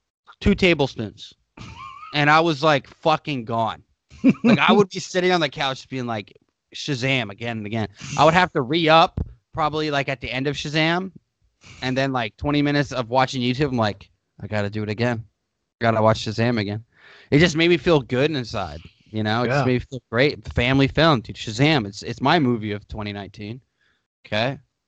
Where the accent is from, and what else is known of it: United States